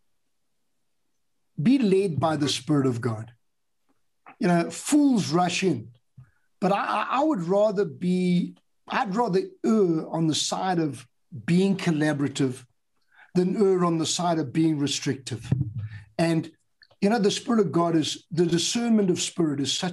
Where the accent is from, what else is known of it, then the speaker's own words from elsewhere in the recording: United Kingdom; I'm British